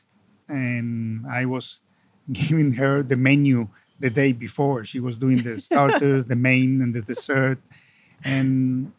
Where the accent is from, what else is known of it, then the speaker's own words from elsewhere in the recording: Argentina; also born or lived in London, United Kingdom; I come from Argentina, so we are Latin American